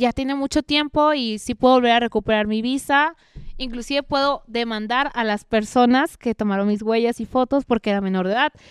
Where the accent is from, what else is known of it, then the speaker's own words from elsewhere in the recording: Veracruz, Mexico; also born or lived in Mexico City; yo soy orgullosamente veracruzana